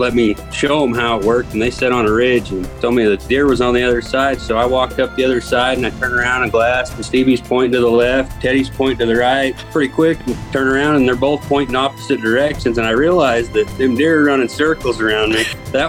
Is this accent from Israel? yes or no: no; Utah, United States; moved away as an adult; also born or lived in Northeast United States; I grew up in Utah